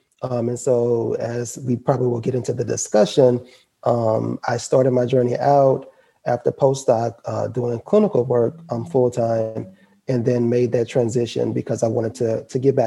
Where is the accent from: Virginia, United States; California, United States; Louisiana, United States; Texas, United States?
Louisiana, United States; Baton Rouge; I am a Louisiana native, born and raised in Baton Rouge, Louisiana